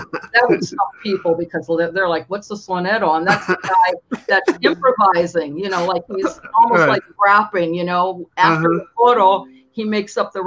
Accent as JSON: {"language": "English", "town": "Lorain", "region": "Ohio", "country": "United States", "also_born_or_lived": "New York / Washington, D.C.", "moved": "as an adult", "said": "I'm from Lorraine, Ohio."}